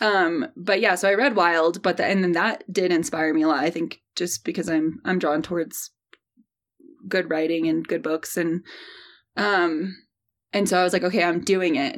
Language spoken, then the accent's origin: English; St. Louis, Missouri, United States; I grew up in the Midwest, uh, born and raised in Saint Louis, Missouri.